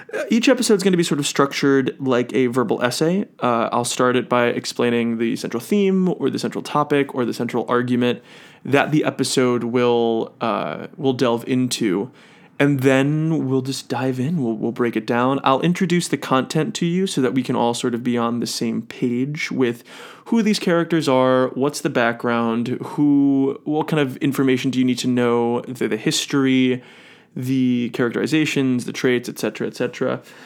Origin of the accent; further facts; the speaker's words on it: Cleveland, Ohio, United States; now in New York City, United States; I'm originally from Cleveland, Ohio.